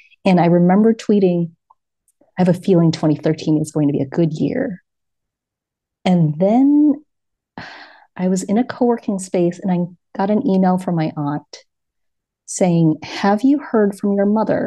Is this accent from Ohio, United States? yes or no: no; New York City, New York, United States; moved away as an adult; now in Lisbon, Portugal; my hometown of New York City